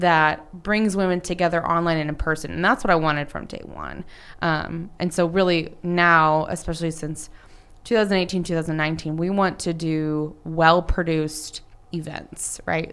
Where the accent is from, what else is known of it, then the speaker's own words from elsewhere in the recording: Dallas, Texas, United States; in the North Dallas area